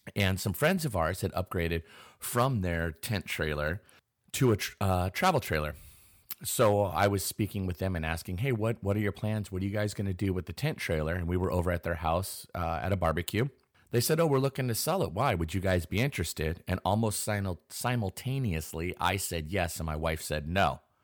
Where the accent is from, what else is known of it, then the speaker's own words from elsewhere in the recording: Pacific Northwest, United States; I am born and raised in the Pacific Northwest